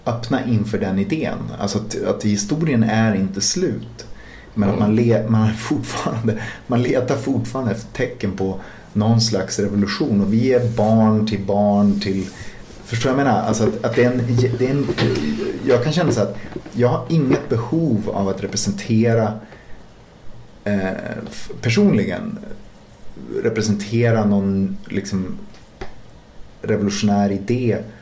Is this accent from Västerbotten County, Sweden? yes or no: yes; Umeå, Västerbotten County, Sweden; Vi var ju från Teg liksom, men på andra sidan älven